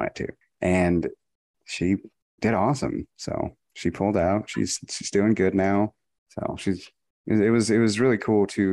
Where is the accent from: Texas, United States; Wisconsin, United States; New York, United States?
Texas, United States; I was from Texas